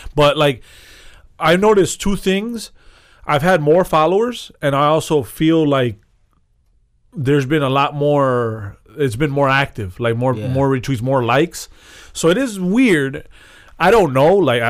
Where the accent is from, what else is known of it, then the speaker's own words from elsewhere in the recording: Cuba; I'm Cuban